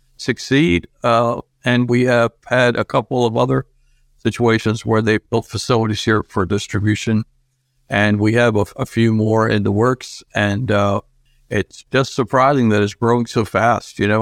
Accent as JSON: {"language": "English", "country": "Argentina", "tie": "born or raised there", "moved": "yes", "lives_now": "United States", "said": "I was born in Argentina and I came to this country when I was younger, and I still retain those Argentinian breakfast things"}